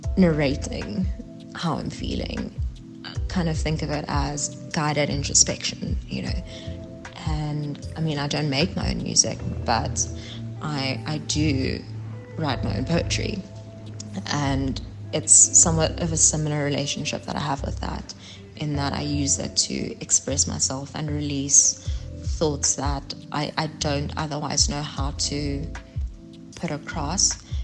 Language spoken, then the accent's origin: English; Johannesburg, Gauteng, South Africa; now in Pretoria, South Africa; I'm originally from Johannesburg, but I'm currently residing in Pretoria, and I have been for quite some time.